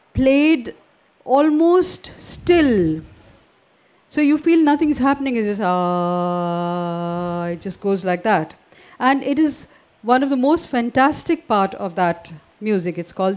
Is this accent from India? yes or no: yes; India; first language Hindi; English is a second language